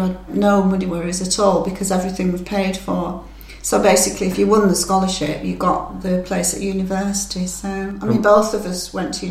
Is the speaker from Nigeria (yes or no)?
no; England, United Kingdom; the hospitality and friendship that I encountered in Germany as an English girl was unbelievable.